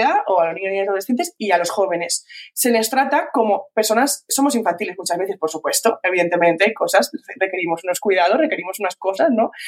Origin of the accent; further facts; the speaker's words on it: Valencian Community, Spain; soy de Valencia, soy valenciana